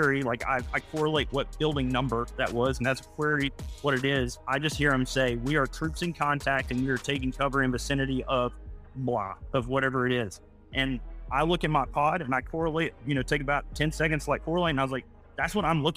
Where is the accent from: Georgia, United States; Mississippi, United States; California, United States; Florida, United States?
Georgia, United States; outside Chattanooga, Tennessee, North; moved away as an adult; also born or lived in Knoxville, Tennessee; now in Tucson, United States; I grew up in North Georgia, just right outside of Chattanooga, Tennessee.